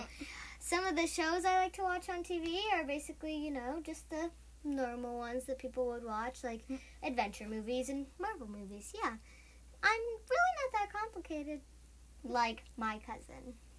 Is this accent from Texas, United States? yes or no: no; Missouri, United States; I am also from Missouri.